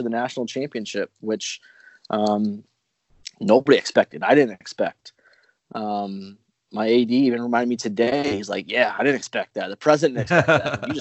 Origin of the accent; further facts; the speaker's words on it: Indianapolis, Indiana, United States; I grew up in Indianapolis